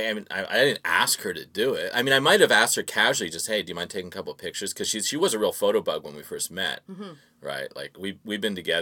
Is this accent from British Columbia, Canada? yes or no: no; LaSalle, Ontario, Canada; now in Vancouver, Canada; we grew up in just outside of Windsor, Ontario